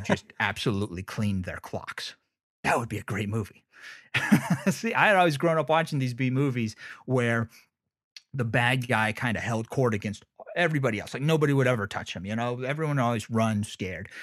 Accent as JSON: {"language": "English", "country": "United States", "tie": "born or raised there", "said": "I'm from Lake Tahoe"}